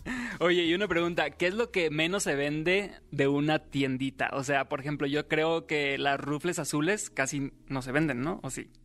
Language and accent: Spanish; Los Mochis, Sinaloa, Mexico; moved away; yo nací en Los Moches, Sinaloa. Ya tengo algunos años viviendo aquí